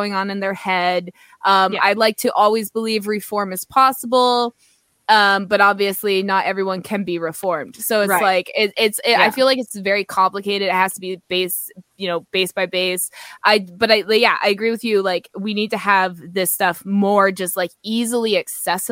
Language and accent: English; Belleville, Ontario, Canada; I'm from Belleville, Ontario